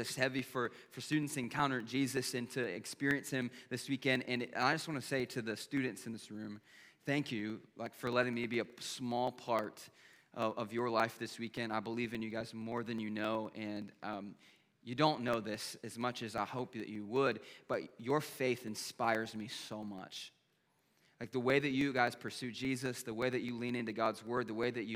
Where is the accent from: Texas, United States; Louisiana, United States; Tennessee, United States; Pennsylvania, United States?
Pennsylvania, United States; moved away as an adult; also born or lived in Lakeland, Florida; I was born and raised in Pennsylvania